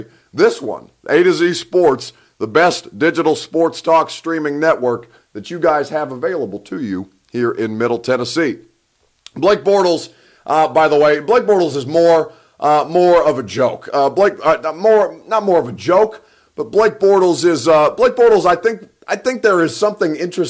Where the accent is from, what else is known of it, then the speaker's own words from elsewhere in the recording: Egypt; now in Nashville, United States; I'm from the Sahara. Your boy is Egyptian